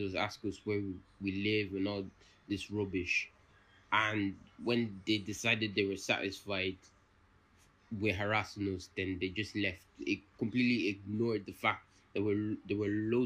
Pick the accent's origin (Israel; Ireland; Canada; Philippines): Ireland; I was born in Ireland.